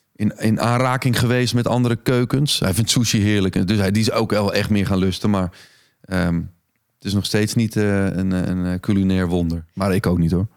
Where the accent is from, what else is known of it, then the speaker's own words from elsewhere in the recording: Egmond-Binnen, North Holland, Netherlands; also born or lived in Alkmaar; Egmond Binnen ben ik opgegroeid